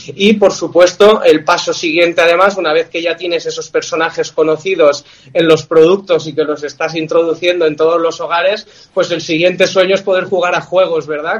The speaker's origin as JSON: {"language": "Spanish", "town": "Villajoyosa", "region": "Valencian Community", "country": "Spain", "said": "somos de aquí de Alicante, de Villajoyosa"}